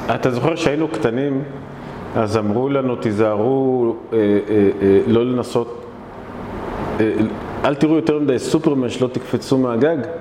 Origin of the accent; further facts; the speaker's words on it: Israel; אני אבא, אני ישראלי ואני ציוני